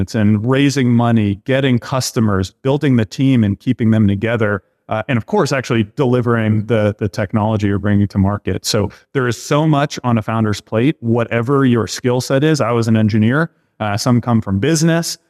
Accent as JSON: {"language": "English", "town": "Boston", "region": "Massachusetts", "country": "United States", "tie": "born or raised there", "said": "I grew up in the Boston area here and went to school here"}